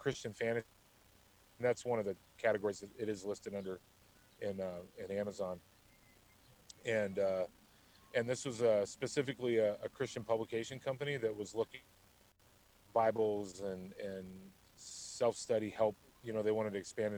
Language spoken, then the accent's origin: English; Tucson, Arizona, United States; So I was born and raised in Tucson, Arizona. It's where I still live